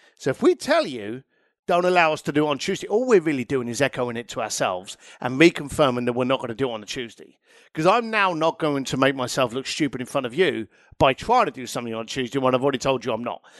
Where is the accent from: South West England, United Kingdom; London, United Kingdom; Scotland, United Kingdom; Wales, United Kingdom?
London, United Kingdom; moved away; I'm an Irish lad from East London.